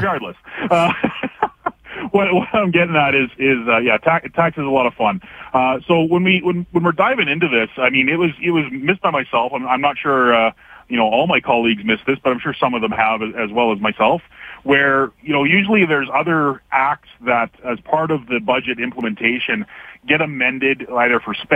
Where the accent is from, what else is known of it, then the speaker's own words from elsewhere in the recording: Canada; now in Alberta, Canada; as a Canadian myself